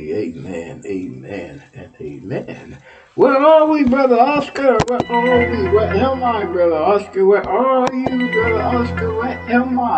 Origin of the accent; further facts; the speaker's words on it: Texas, United States; You're my home state